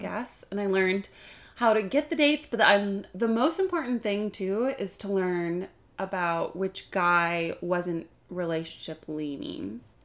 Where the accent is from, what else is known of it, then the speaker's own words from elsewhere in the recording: Kalamazoo, Michigan, United States; moved away as an adult; now in Grand Rapids, United States; I am from Kalamazoo, Michigan